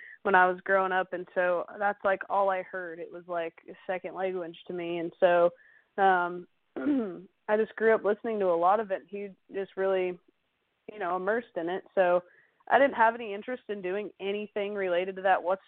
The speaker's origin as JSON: {"language": "English", "town": "Dallas", "region": "Oregon", "country": "United States", "tie": "born or raised there", "moved": "yes", "said": "back in my hometown of Oregon, Dallas, Oregon"}